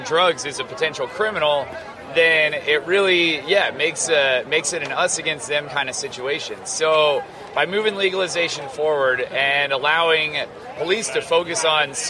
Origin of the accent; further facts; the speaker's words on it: Farmington, New Mexico, United States; I'm from Farmington, New Mexico